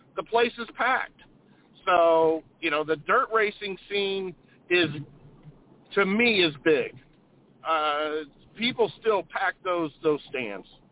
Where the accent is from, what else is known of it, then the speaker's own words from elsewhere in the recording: St. Louis, Missouri, United States; growing up in the St. Louis area